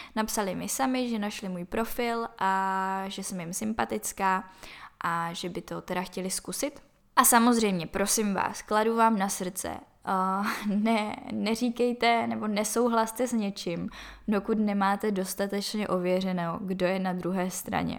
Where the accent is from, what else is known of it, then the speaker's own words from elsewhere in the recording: Czechia; odkud jsem, že jsem z České republiky